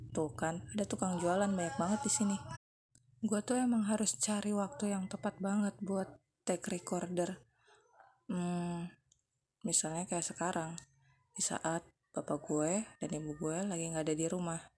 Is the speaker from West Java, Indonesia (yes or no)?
no; Tangerang, Banten, Indonesia; also born or lived in Yogyakarta; gue lahir di Tangerang, SD, SMP, SMA juga di Tangerang, kemudian kuliah di Jogja, hmm, 9 tahun lah ya